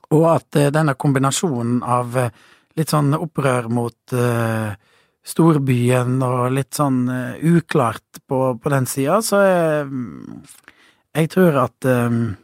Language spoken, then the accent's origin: Norwegian; Voss, Vestland, Norway; moved away; also born or lived in Kristiansand; på Voss, der jeg kommer fra